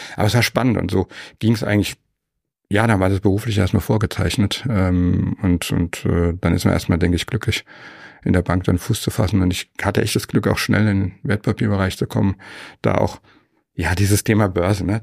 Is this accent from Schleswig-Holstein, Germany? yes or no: no; Frankfurt am Main, Hesse, Germany; moved away as an adult; now in Weilheim in Oberbayern, Germany; geboren bin ich in Frankfurt, Frankfurt am Main.